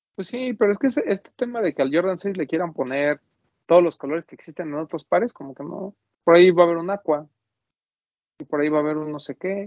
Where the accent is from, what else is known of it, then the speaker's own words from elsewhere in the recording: Mexico; como mexicano